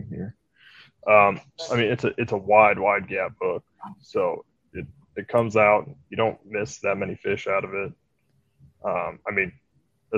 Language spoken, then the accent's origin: English; Omaha, Nebraska, United States; also born or lived in Lincoln, Nebraska; I am originally from Omaha. Then I moved to Lincoln for a while, went to school and started working, then moved back to Omaha just last year